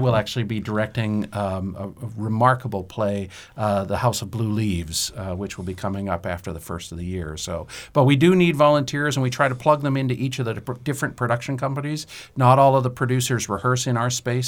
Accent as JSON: {"language": "English", "town": "Derry", "region": "New Hampshire", "country": "United States", "tie": "born or raised there", "said": "I grew up in Derry, New Hampshire"}